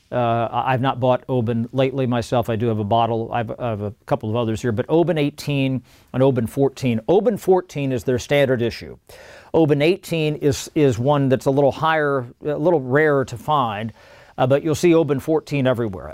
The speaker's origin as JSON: {"language": "English", "region": "Midwest", "country": "United States", "said": "I'm from the Midwest"}